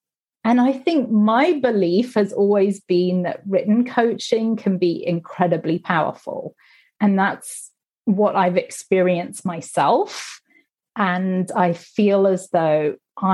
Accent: Singapore; also born or lived in Manila, Philippines / Hong Kong / Sydney, Australia / Tokyo, Japan; So I was born in Manila. I grew up in Singapore mostly.

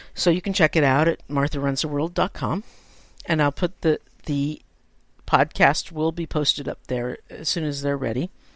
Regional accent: San Francisco, California, United States; I'm a native San Franciscan, and I grew up in the Bay Area

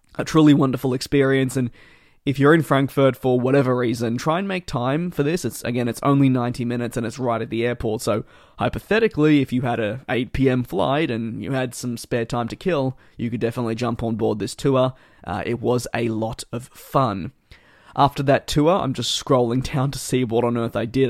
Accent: Australia; growing up in Australia

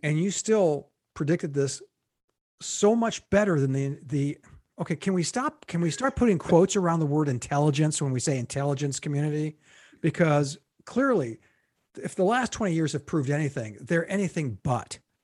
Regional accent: United States; as an American

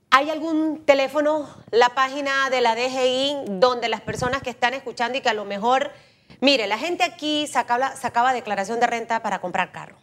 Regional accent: San Miguelito, Panama; Yo soy de San Miguelito

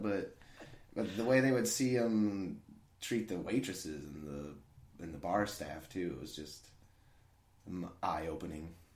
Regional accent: Lincoln, Illinois, United States; moved away as an adult; my hometown's Lincoln, Illinois.

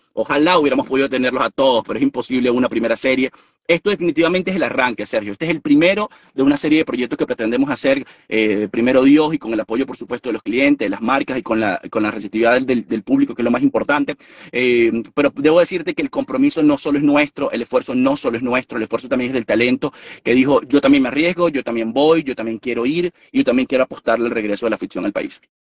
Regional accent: Venezuela; moved away as an adult; yo no vivo en Venezuela desde hace 6, 7 años y tengo todo el derecho de ir a mi país

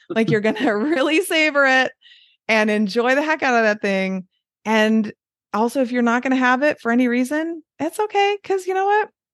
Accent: Detroit, Michigan, United States; accent: Midwestern; moved away as an adult; also born or lived in Southern California; now in Wisconsin, United States; I got my lovely Midwestern accent that I have.

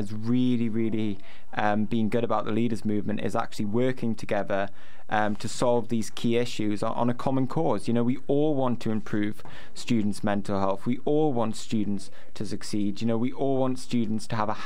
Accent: Newcastle upon Tyne, North East England, United Kingdom; I say Bath because I'm from Newcastle

